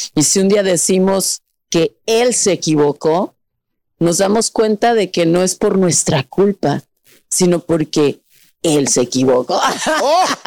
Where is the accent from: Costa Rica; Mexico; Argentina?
Mexico